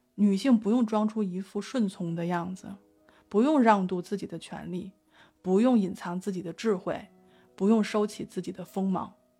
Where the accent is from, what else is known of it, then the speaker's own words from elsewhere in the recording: China; 作为一个中国人